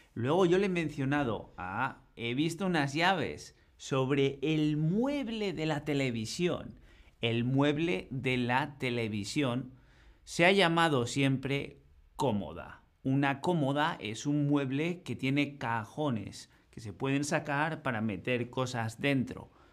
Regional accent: northern Spain, Spain; Nosotros en el norte normalmente tenemos suelos de madera

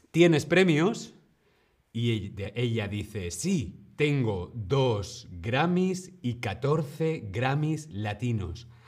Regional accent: Madrid, Community of Madrid, Spain; soy de Madrid, España

